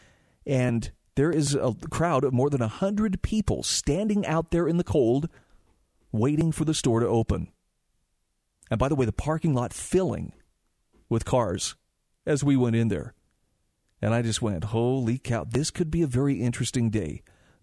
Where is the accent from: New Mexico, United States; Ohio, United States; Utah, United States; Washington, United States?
Utah, United States; my home state of Utah